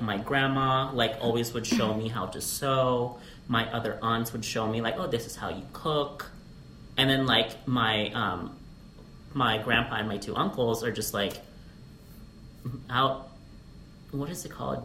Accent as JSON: {"language": "English", "region": "Alaska", "country": "United States", "tie": "born or raised there", "also_born_or_lived": "Philippines", "moved": "yes", "lives_now": "Las Vegas, United States", "said": "I'm a 1.5 generation Filipino mm. uh, via Alaska."}